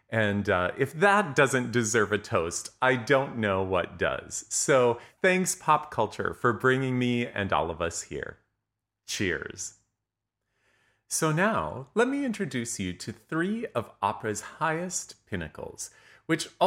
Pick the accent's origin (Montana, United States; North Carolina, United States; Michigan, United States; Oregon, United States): Montana, United States; many of you know that I grew up in Montana, where there is there is now an opera company, or I think actually even two.